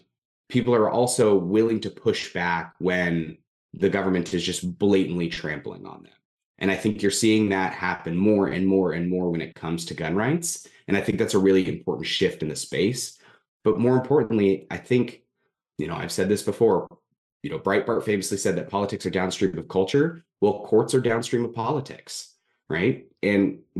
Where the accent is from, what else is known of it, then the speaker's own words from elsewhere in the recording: California, United States; I'm originally from California